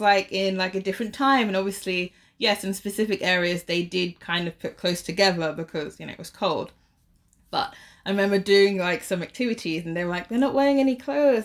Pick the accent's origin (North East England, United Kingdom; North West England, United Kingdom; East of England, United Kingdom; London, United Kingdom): London, United Kingdom; moved away as an adult; now in Shanghai, China; I'm from London, but I have, uh, like, a Caribbean background